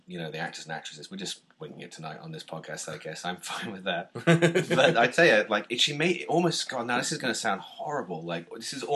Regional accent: United Kingdom; as a Brit

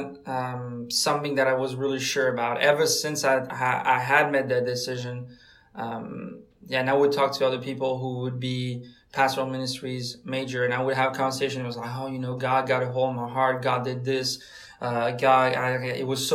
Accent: France; moved away as an adult; also born or lived in Pensacola, Florida, United States; now in United States; I'm from France. That means that I did not grow up in America at all. I came here as a freshman in 2014.

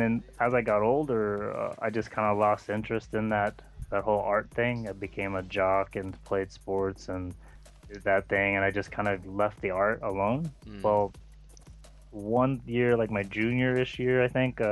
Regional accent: Houston, Texas, United States; moved away; when I was little, I grew up in Texas, and it was Houston area

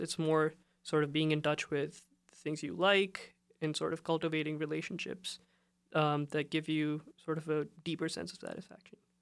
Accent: India; I come from, uh, I'm from India

